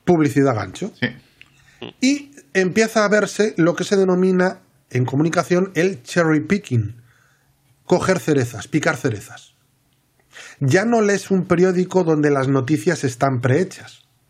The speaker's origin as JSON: {"language": "Spanish", "region": "Asturias", "country": "Spain", "said": "yo soy de Asturias"}